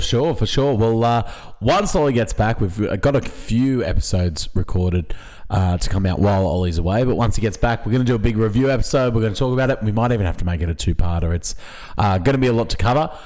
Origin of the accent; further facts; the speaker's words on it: Australia; as an Australian sports fan